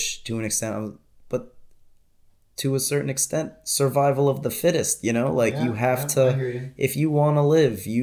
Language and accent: English; United States; being an American citizen